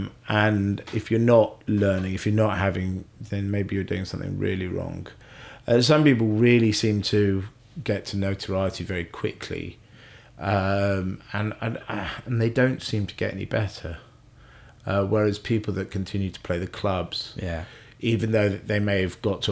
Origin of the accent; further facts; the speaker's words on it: Scotland, United Kingdom; I was born in Scotland